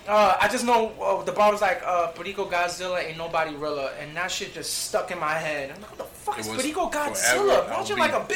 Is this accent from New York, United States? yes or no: yes; New York City, New York, United States; I grew up in the South Bronx.